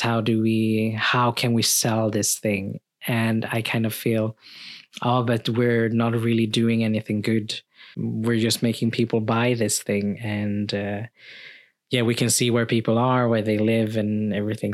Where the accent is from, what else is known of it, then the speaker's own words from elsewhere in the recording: Sweden; also born or lived in Philippines; thirteen months when I came to Sweden, uh, to my, to my family